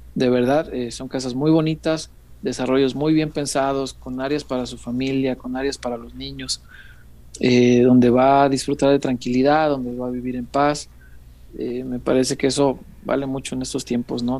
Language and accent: Spanish; Mexico; todos somos mexicanos